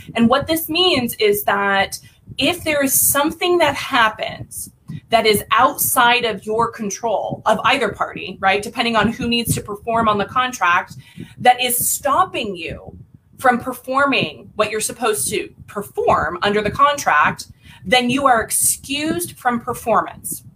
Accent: Lake Havasu City, Arizona, United States; now in Phoenix, United States; I was born and raised in a little town um, in Western Arizona called Lake Havasu City.

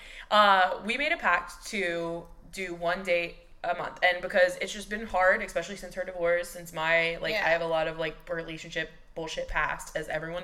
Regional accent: Texas, United States; moved away as an adult; now in Los Angeles, United States; I'm 27 and I am from Texas and I live in LA now

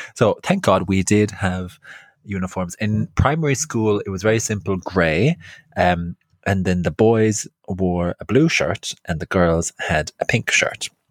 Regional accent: County Clare, Ireland; now in London, United Kingdom; I grew up in West Clare

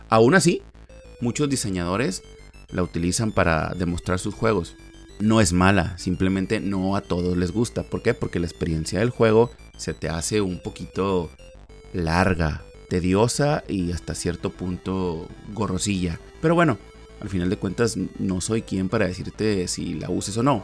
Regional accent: Monterrey, Nuevo León, Mexico; en Monterrey, Nuevo León, México, de donde soy originario y radico

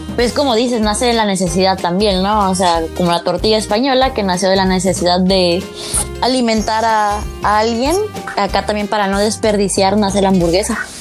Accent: Mexico; Soy una mala mexicana.

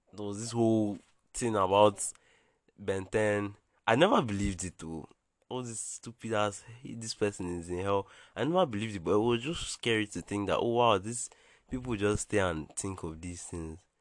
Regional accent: Bayelsa, Nigeria; I'm from Bayelsa in Nigeria

